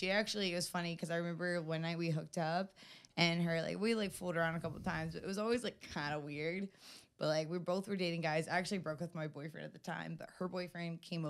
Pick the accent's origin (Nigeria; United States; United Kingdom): United States; the South; I mean, but growing up in the South, like, I, like, in my diary, like, growing up